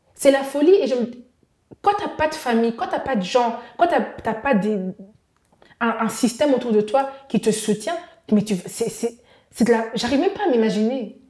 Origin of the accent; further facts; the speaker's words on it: DR Congo; now in Brussels, Belgium; je suis congolaise